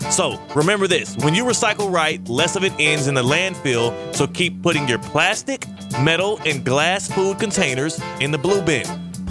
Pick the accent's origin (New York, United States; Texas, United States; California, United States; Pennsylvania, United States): Texas, United States; Houston; also born or lived in Kansas; I grew up in Houston. I was in Houston.